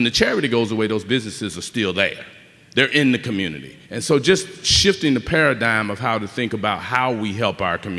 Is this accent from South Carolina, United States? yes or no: no; Memphis, Tennessee, United States; now in San Diego, United States; I'm from the country. I'm from Memphis, born and raised, Jackson and Hollywood, by the way.